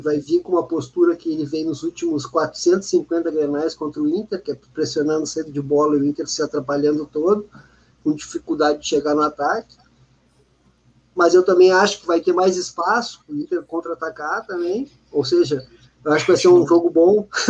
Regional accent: Porto Alegre, Rio Grande do Sul, Brazil; Eu cresci no Olímpico e no Beira Rio

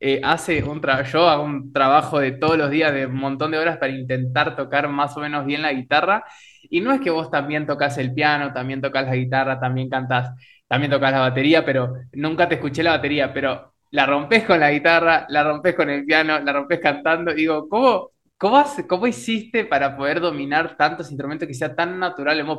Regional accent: Uruguay; moved away; also born or lived in Oberá, Argentina / Buenos Aires, Argentina; como persona nací en Uruguay y como músico en Oberá

